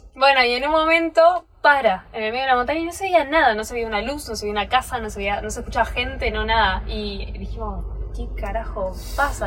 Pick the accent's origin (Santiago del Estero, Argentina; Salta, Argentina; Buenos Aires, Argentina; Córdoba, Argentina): Buenos Aires, Argentina; moved away; yo soy de Buenos Aires, voy caminando por Buenos Aires, sé dónde no meterme